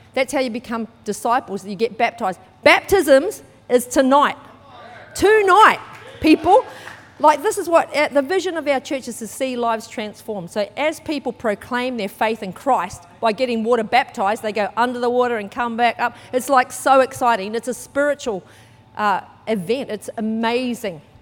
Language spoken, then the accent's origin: English; New Zealand; moved away; I was brought up in New Zealand. You might be able to tell by my accent